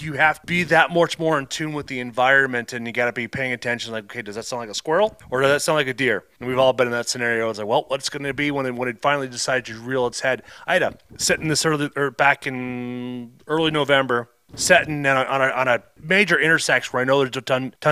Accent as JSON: {"language": "English", "region": "Iowa", "country": "United States", "tie": "born or raised there", "also_born_or_lived": "Minnesota", "moved": "yes", "said": "I was growing up in Iowa"}